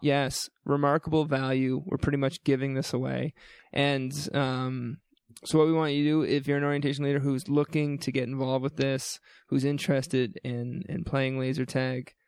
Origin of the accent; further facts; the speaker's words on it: New Brunswick, Canada; now in Calgary, Canada; I grew up in New Brunswick